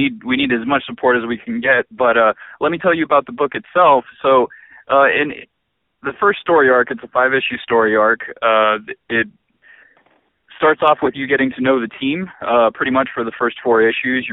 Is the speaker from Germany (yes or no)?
no; Philippines; I'm Filipino, so I wanted to make sure that we get represented in the comic world as well.